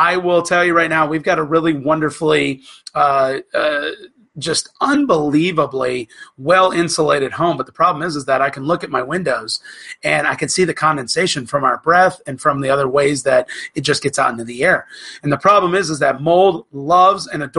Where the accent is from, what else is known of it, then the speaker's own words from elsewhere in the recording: Florida, United States; when I was growing up in Florida